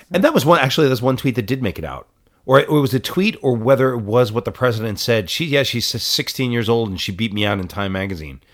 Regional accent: New York, United States; I grew up in New York.

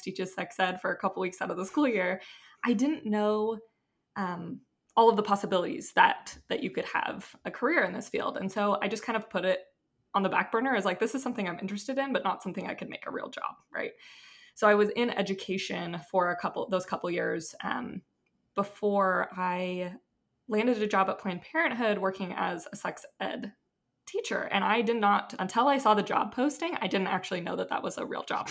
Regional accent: Seattle, Washington, United States; moved away as an adult; also born or lived in Utah; I'm from Seattle, went to Utah for undergrad

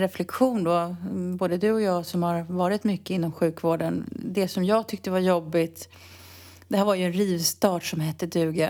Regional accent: Sweden; now in Spain; jag var svensk

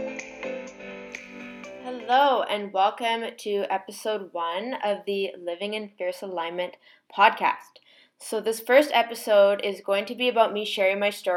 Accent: Victoria, British Columbia, Canada; moved away as an adult; now in Toronto, Canada; Originally, I'm from Victoria, BC

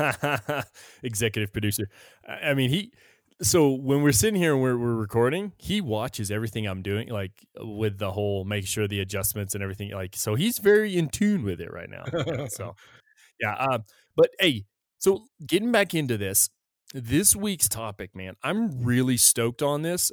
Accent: United States; I felt safe as an American. As an American citizen

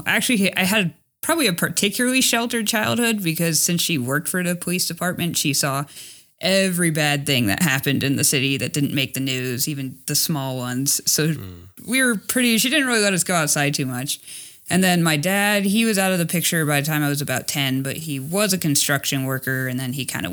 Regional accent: Los Angeles, California, United States; moved away as an adult; also born or lived in rural Montana; I grew up in Los Angeles

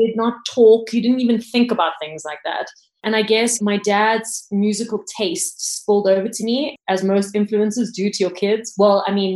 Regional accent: Cape Town, Western Cape, South Africa; I grew up in Cape Town

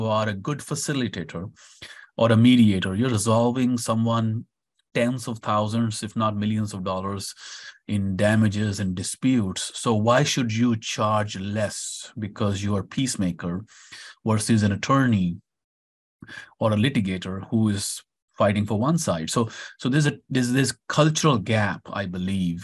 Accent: India; moved away as an adult; now in United States; growing up in India, of course, had a huge impact. I've spent more than half of my life in India.

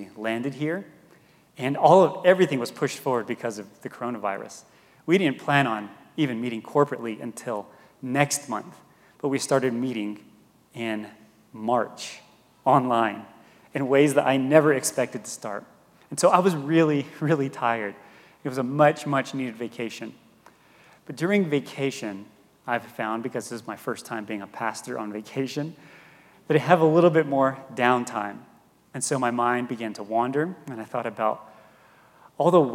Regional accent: Gallup, New Mexico, United States; moved away as an adult; also born or lived in Denver; now in Santa Fe, United States; from Gallup, and I grew up on the Navajo Reservation in Gallup.

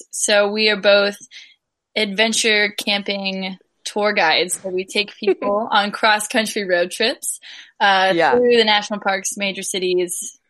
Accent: Jefferson City, Missouri, United States; also born or lived in St. Louis, Missouri; I was born and raised in Missouri, never really lived outside Missouri. I grew up here in Jeff and went to school in St. Louis.

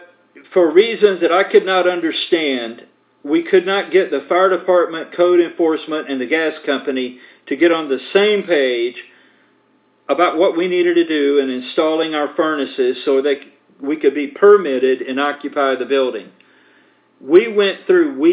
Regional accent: United States; as American citizens

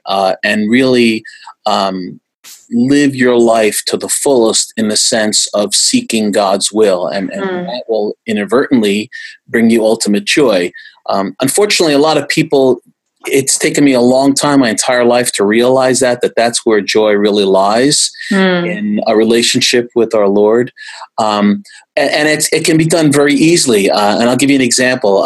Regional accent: United States; I'm first generation. My parents came over in 1955 and got married in 56, and I was born shortly thereafter in America

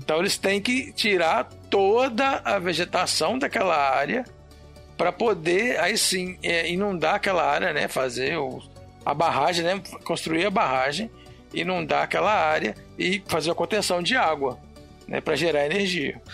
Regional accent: Belo Horizonte, Minas Gerais, Brazil; moved away as an adult; also born or lived in Pará / Rondônia; Eu sou de Belo Horizonte

